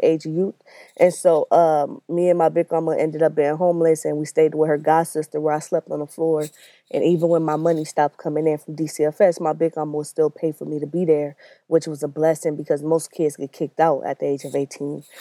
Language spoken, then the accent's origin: English; Los Angeles, California, United States; I grew up in Watts. I lived there all my life, uh, for the most part, till I was about nineteen years old.